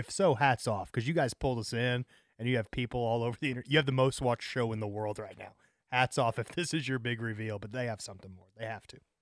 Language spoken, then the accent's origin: English; St. Louis, Missouri, United States; I'm from Saint Louis